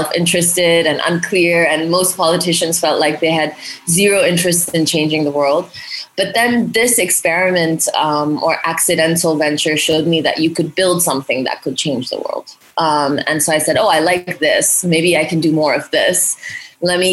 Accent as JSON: {"language": "English", "country": "India", "tie": "born or raised there", "also_born_or_lived": "Hong Kong", "moved": "yes", "said": "I was born in India. I grew up in India and Hong Kong."}